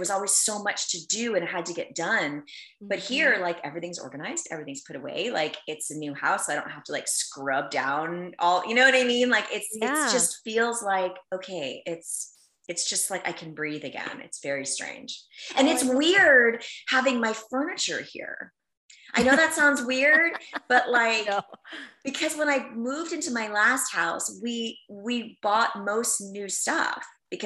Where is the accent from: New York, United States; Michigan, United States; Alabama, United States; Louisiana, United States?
New York, United States; moved away; I'm from New York